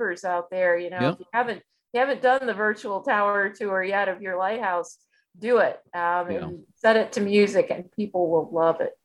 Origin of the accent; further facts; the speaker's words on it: Michigan, United States; those of us that grew up in Michigan